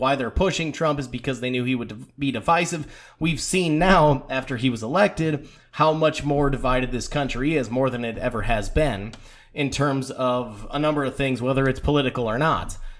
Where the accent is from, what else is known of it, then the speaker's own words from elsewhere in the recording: United States; as an American